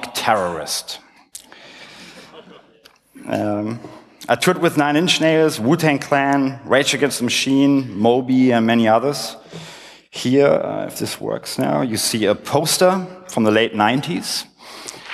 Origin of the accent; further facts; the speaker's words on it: Berlin, Germany; I was born in West Berlin in the 70s